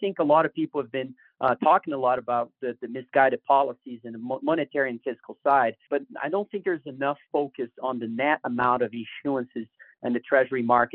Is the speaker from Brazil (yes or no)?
yes; Brazil; moved away; I come from Brazil, and I certainly have lived through inflationary environments.